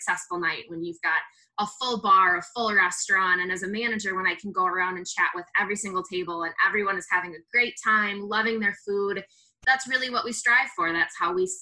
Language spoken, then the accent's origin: English; Hinsdale, Illinois, United States; moved away as an adult; now in La Crosse, United States; I am from Hinsdale, Illinois